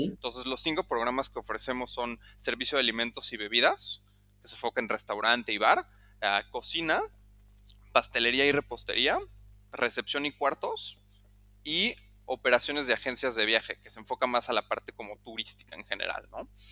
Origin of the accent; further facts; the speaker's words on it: Mexico City, Mexico; moved away as an adult; also born or lived in Lausanne, Switzerland; now in Cambodia; yo soy originario de la Ciudad de México